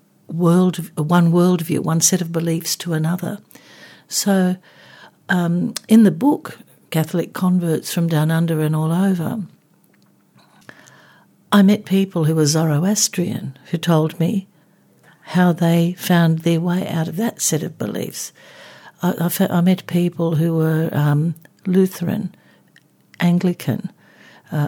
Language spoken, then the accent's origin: English; Australia; I was born in Australia but kind of grew up like a typical kind of, if you can use the term, migrant kid